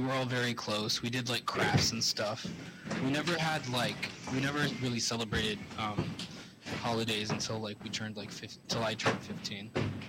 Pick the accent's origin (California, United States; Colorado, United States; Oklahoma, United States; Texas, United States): California, United States; Northern Bay Area, San Francisco, Santa Clara.